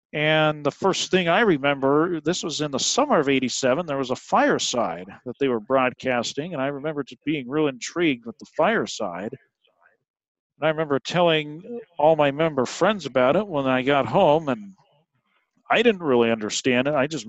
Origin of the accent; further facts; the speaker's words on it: Eastern Oregon, United States; I'm from Eastern Oregon